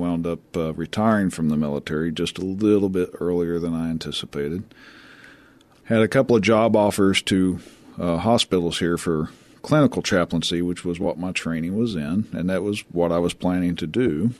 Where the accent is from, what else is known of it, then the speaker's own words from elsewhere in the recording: Tennessee, United States; now in San Antonio, United States; I am a born and bred Tennessee hillbilly.